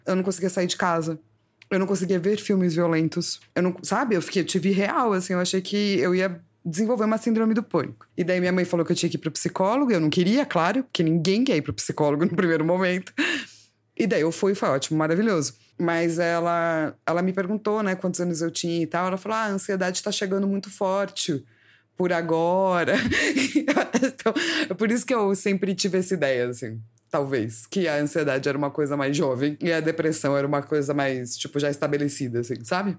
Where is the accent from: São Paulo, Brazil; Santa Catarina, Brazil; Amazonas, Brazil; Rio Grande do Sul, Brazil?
São Paulo, Brazil; eu sou de São Paulo